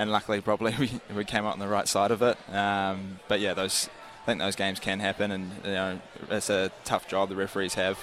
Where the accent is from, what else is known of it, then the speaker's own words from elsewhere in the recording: Auckland, New Zealand; moved away as an adult; now in Wellington, New Zealand; it's my hometown, so it's good to see family and friends